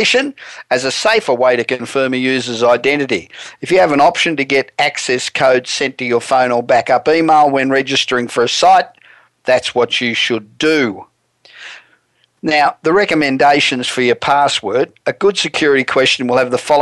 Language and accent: English; Australia; accent: Australian; moved away as an adult; now in Los Angeles, United States; I probably sound like I'm an Australian, Well, I am